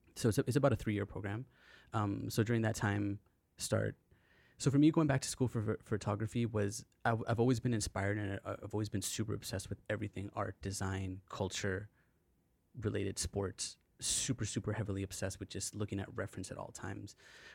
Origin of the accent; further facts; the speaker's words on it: British Columbia, Canada; So being a Canadian kid, kind of growing up, you know, sometimes there was a little bit of a lack of identity in terms of things that we were looking at around us that inspired us.